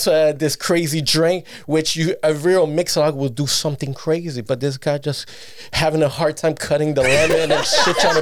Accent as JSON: {"language": "English", "town": "Montreal", "region": "Quebec", "country": "Canada", "tie": "born or raised there", "also_born_or_lived": "Nicaragua / Bronx, New York, United States / Laval", "said": "I was born in Nicaragua, came here at 1 in Montreal, lived Anjou, Saint-Léonard"}